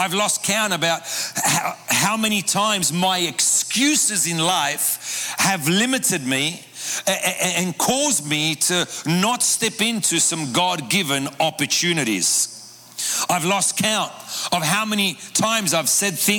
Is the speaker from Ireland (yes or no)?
no; Sydney, New South Wales, Australia; moved away as an adult; now in Buenos Aires, Argentina; I grew up in Sydney, Australia, in an Argentine home